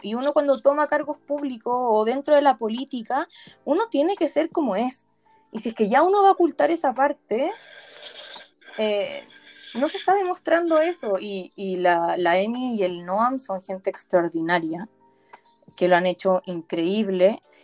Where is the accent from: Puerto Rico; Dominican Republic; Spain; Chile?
Chile; nosotros somos judíos y también somos chilenos